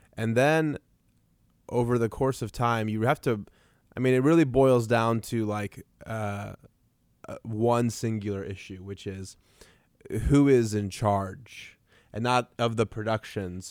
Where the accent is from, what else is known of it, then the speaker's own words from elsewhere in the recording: Iran; now in Tulsa, United States; I'm like a kid from Iran who just showed up, and we live in Tulsa